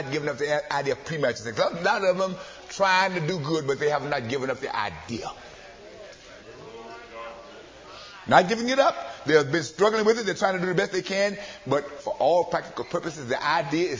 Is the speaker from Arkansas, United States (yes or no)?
yes; Arkansas, United States; moved away; also born or lived in Los Angeles; my hometown in Arkansas